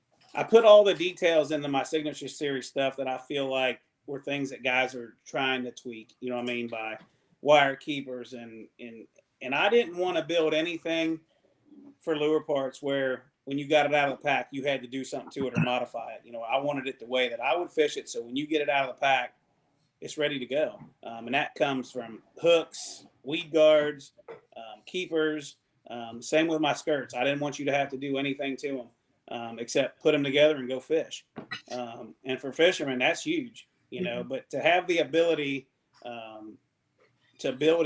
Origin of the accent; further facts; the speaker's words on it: Ohio River, United States; So once again, growing up on the Ohio River, you know, it always seemed like you had to tinker with your baits, do something different.